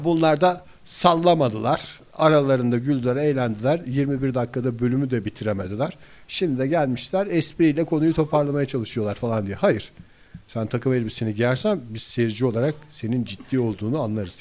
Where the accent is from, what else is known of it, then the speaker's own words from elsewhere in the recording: İzmir, Turkey; benim çocukluğum yani İzmir'de büyüdük hepimiz